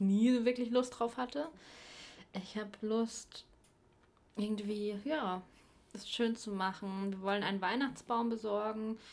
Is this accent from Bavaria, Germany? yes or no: yes; Bavaria, Germany; moved away; ich komme ja aus Bayern